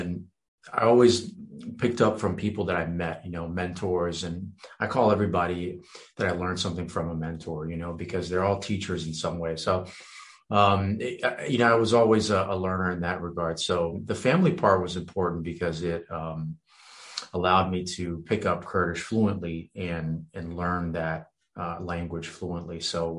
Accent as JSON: {"language": "English", "country": "France", "tie": "born or raised there", "also_born_or_lived": "Romania / Virginia, United States", "moved": "yes", "said": "I was actually born in Romania. I was raised in France, moved to Virginia, believe it or not."}